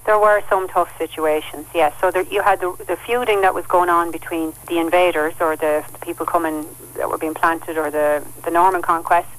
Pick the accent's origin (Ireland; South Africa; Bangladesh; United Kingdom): Ireland; Carlow, County Carlow; also born or lived in Kilkenny; I was born in Kilkenny, and we moved from there when I was a child, and uh, we moved to Carlow